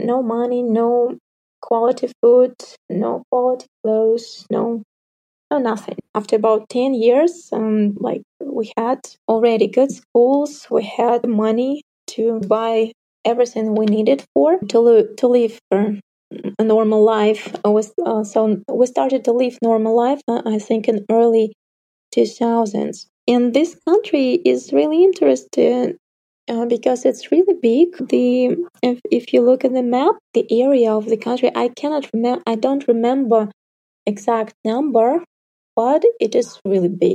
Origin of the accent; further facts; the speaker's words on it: North Kazakhstan Region, Kazakhstan; now in Almaty, Kazakhstan; my hometown, for example, it's in the north Kazakhstan, like 50,000 people, not a single yoga teacher there